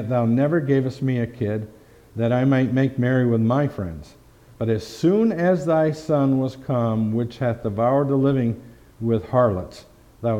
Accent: Fonda, New York, United States; my hometown, right close to here in Fonda, New York

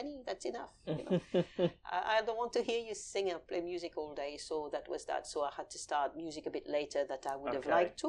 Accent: Paris, Île-de-France, France; now in London, United Kingdom; I was raised in Paris

